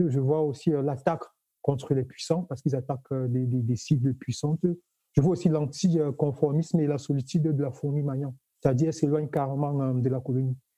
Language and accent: French; Cameroon; now in Toulouse, France; je suis originaire du Cameroun